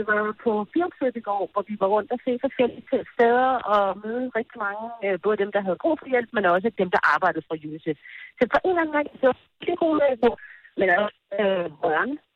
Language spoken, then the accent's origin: Danish; Denmark; der kommer jeg fra Danmark og vejer lige 5-10 kilo for meget og står der og kigger ud og tager billeder og sådan noget.